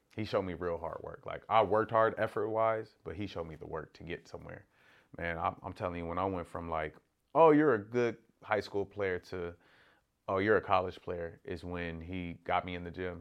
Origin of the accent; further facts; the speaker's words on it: Corona, California, United States; growing up in Corona